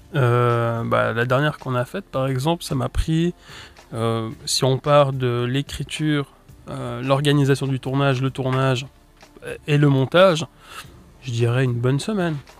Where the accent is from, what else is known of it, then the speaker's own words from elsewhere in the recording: Switzerland; je viens de Suisse, puis j'ai quand même un public plus français que suisse